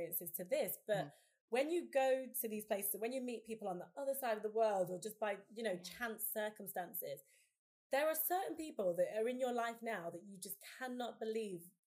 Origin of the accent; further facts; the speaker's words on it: Leicester, East Midlands, United Kingdom; moved away as an adult; now in London, United Kingdom; I moved back to my hometown in Leicester